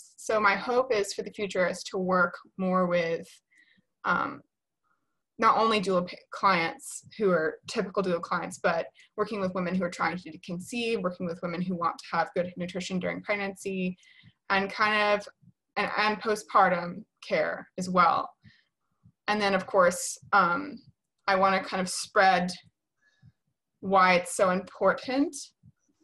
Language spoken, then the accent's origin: English; Atlanta, Georgia, United States; I work in Atlanta. I'm from Atlanta.